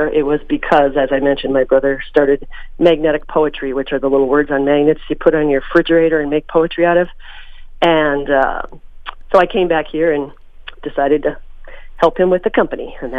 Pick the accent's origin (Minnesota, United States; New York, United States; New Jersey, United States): Minnesota, United States; Mahtomedi; now in St. Paul, United States; I grew up in Matamidi, which is just about 10 or 15 miles north of St. Paul, which is where I live now. And I had an idyllic childhood.